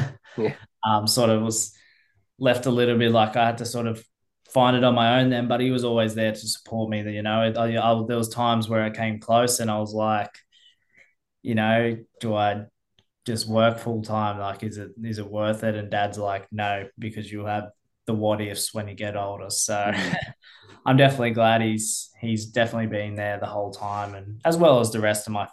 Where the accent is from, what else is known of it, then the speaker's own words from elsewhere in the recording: New South Wales, Australia; moved away as an adult; now in Queensland, Australia; I was from New South Wales